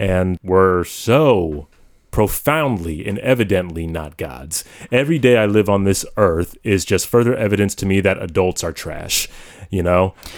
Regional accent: United States; I am an American

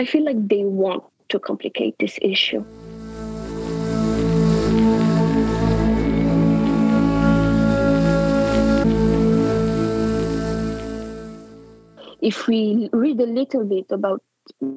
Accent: France; also born or lived in Morocco; I was born in Morocco, but I grew up in France

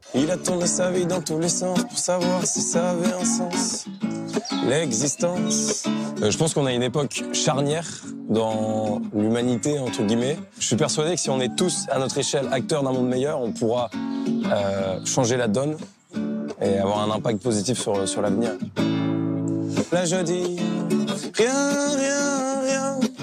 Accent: Lille, Hauts-de-France, France; j'ai 26 ans, je suis originaire de Lille

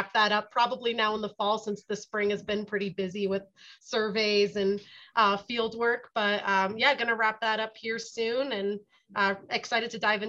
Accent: East Coast, United States; moved away as an adult; also born or lived in Delaware / West Virginia / South Dakota; now in Nevada, United States; I grew up on the East Coast. I'm not a Nevada native.

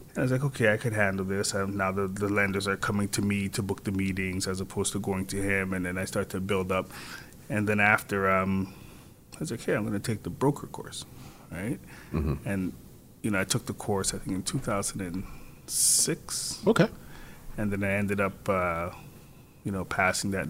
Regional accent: Toronto, Ontario, Canada; I'm from Scarborough

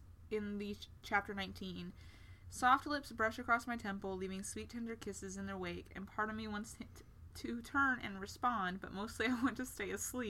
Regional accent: Texas, United States; first language English; we're live Texans. In Texas. We're Texan. I was born here.

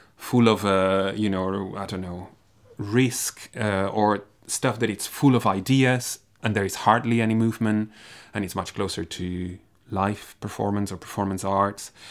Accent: Barcelona, Catalonia, Spain; moved away as an adult; also born or lived in Graz, Austria; now in Dundee, United Kingdom; I come from Barcelona

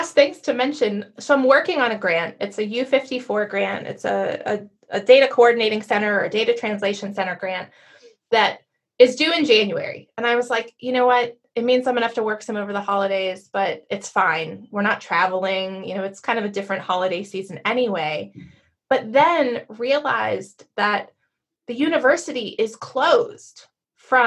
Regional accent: Pittsburgh, Pennsylvania, United States; moved away; I grew up in Pittsburgh

